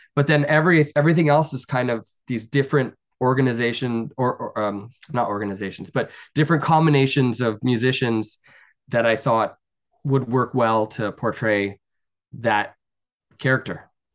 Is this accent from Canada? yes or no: yes; Canada; I'm Canadian and I'm a very proud Canadian